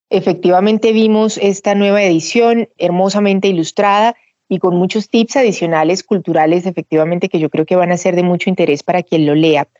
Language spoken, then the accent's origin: Spanish; Colombia; nosotros como colombianos